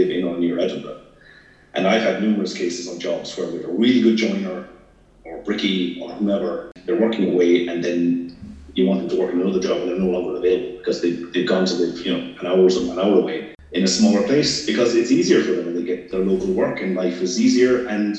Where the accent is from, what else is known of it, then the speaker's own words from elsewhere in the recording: Ireland; now in Scotland, United Kingdom; I'm not from here, I'm Irish